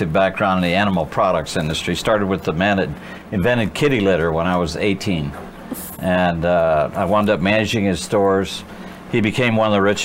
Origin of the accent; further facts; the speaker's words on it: Amish country in Indiana, United States; I grew up in Amish country in Indiana